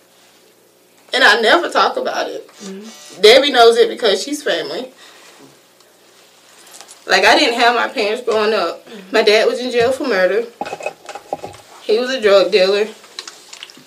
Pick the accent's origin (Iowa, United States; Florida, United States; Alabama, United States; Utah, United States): Florida, United States; I grew up in Florida